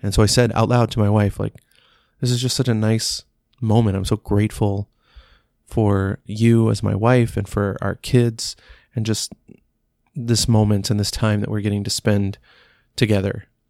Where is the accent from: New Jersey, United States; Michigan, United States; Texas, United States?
Texas, United States; Dallas; growing up in Dallas, we were always watching the Cowboys play on Thanksgiving